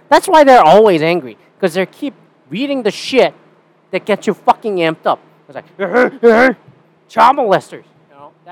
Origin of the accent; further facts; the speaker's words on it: Canada; And I'm Canadian.